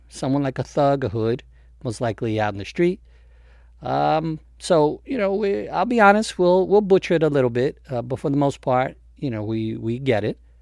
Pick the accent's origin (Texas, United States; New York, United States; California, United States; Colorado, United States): New York, United States; New York City; I grew up in the Bronx